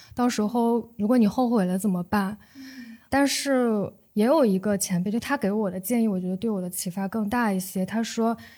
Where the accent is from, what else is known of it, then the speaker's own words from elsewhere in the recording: Shandong, China; moved away as an adult; 我是一个来自于高考大省山东的女孩儿